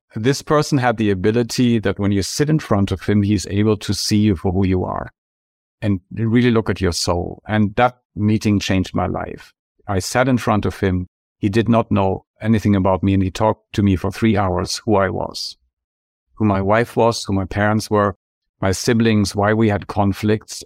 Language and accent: English; Germany; moved away as an adult; now in Santa Barbara, United States; my home country, packed two bags and moved to Santa Barbara, California, where I'm living now